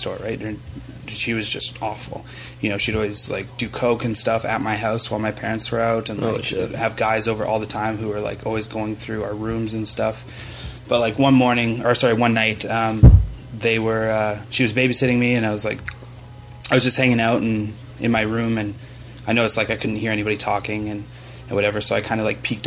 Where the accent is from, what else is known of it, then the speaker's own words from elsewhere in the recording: Fort McMurray, Alberta, Canada; my time growing up in Fort McMurray